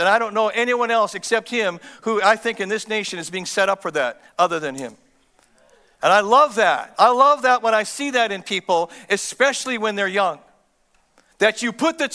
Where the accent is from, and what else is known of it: Canada